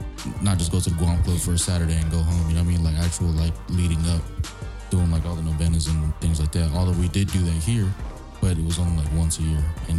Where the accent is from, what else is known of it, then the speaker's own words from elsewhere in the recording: California, United States; I'm proud to be Chamorro, but like, I'm damn sure glad I was raised in California.